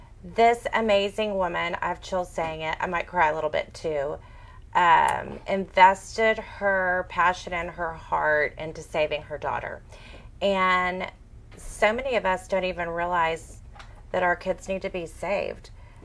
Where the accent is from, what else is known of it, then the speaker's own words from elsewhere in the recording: Houston, Texas, United States; growing up in Houston